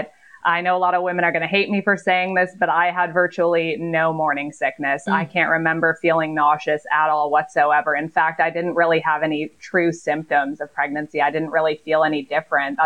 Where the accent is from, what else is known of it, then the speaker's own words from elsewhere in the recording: Long Island, New York, United States; now in Tampa, United States; I'm originally from Long Island, New York, but I've lived in the Tampa, Florida area for 20 years